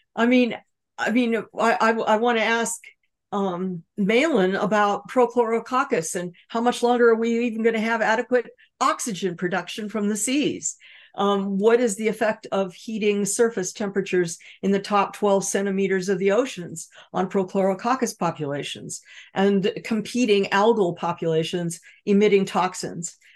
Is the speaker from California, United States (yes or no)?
yes; Los Angeles, California, United States; I grew up in California surrounded by Standard Oil with oil derricks offshore pumping tar onto the beaches